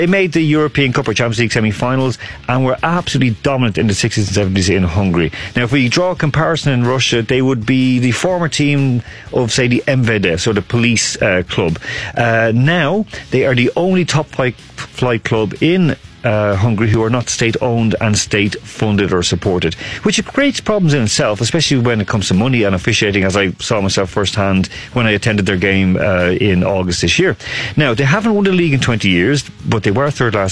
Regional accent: Ireland; I'm Irish as well

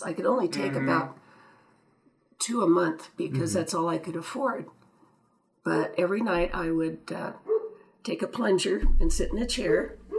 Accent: Illinois, United States; born there; also born or lived in Brownsville, Texas / Nevada / California; No, I was born in Illinois, then

